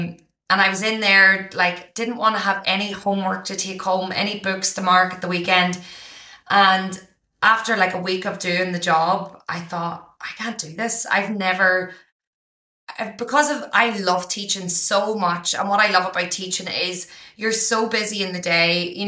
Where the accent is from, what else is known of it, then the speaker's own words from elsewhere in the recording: Ireland; now in Australia; I didn't realize from growing up in Ireland that, you know, our countries only teach us the history that they want us to know.